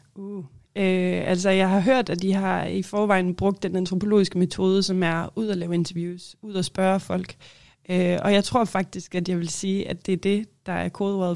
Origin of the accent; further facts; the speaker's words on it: Holstebro, Central Denmark Region, Denmark; also born or lived in Aarhus; now in Greenland; jeg kommer fra Holstebro i Vestjylland